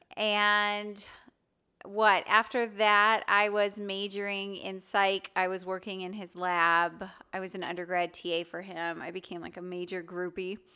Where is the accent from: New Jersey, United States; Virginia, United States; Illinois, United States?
Illinois, United States; Wilmette; moved away as an adult; also born or lived in Manchester; now in Nashville, United States; I grew up in Wilmette, Illinois, which is north of Chicago.